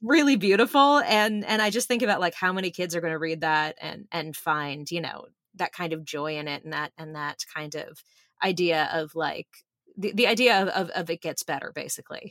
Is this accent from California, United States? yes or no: yes; Burbank, California, United States; I grew up in Burbank and Griffith Park